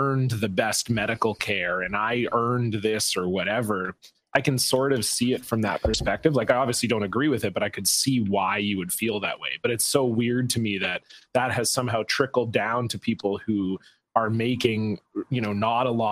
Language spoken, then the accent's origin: English; Canada; we're both Canadian